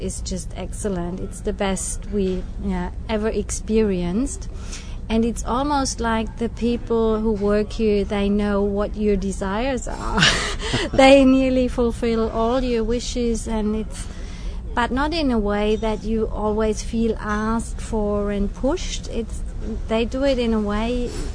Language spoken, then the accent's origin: English; Germany; I'm from Germany.